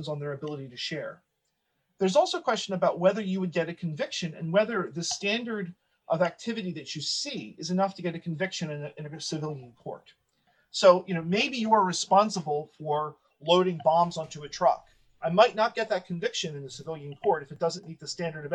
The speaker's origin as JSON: {"language": "English", "country": "United States", "said": "as an American"}